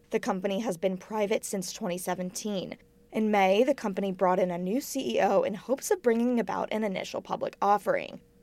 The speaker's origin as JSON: {"language": "English", "region": "Texas", "country": "United States", "moved": "yes", "lives_now": "Missouri, United States", "said": "I'm from Texas"}